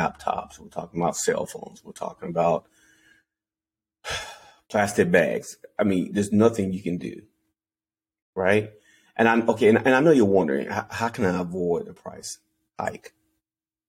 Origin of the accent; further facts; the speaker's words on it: Anderson, South Carolina, United States; I'm from Anderson, South Carolina